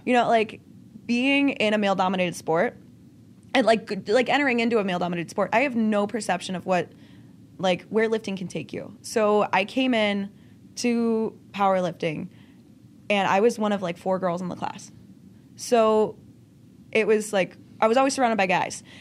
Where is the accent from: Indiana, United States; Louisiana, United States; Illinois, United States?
Illinois, United States; Lockport; accent: Chicago; I grew up in just outside, like, Chicago suburbs